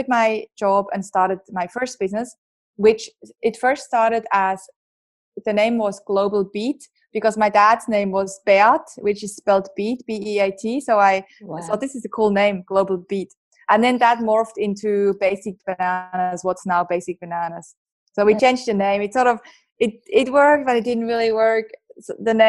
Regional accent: Switzerland; accent: Swiss; moved away as an adult; also born or lived in Geneva, Switzerland; now in Australia; I grew up in Switzerland

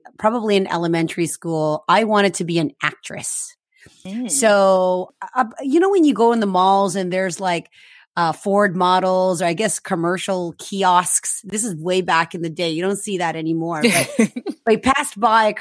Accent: Philippines; moved away; also born or lived in Canada; I'm Filipino Canadian, born in the Philippines

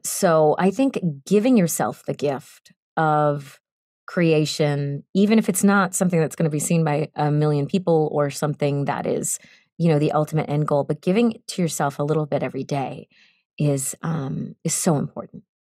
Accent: Boston, Massachusetts, United States; moved away as an adult; now in Los Angeles, United States; I am from Boston

